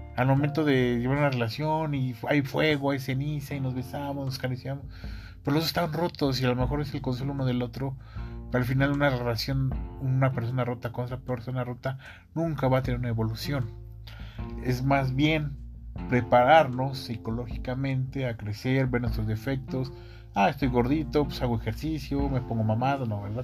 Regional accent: Mexico City, Mexico; soy, soy mexicano, soy de la Ciudad de México

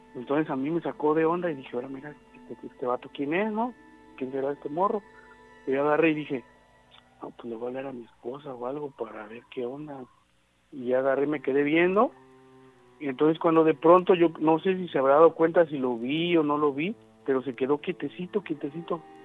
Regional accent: Atoyac, Veracruz, Mexico; moved away; soy de Potronuevo, bueno, soy de Atoyac, pero ahorita estoy en tono nuevo.

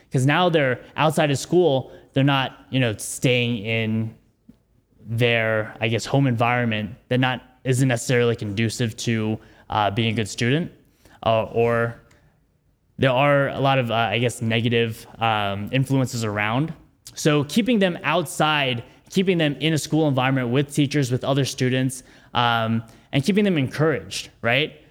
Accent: New York City, New York, United States; I'm from New York City, born and raised. I went to high school in the Bronx

